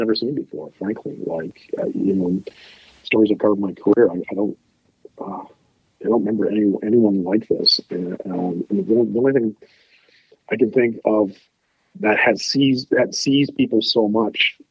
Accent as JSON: {"language": "English", "town": "Ottawa", "region": "Ontario", "country": "Canada", "tie": "born or raised there", "said": "I was born in Ottawa, spent most of my life here, went to Glebe High School, went to Ottawa U"}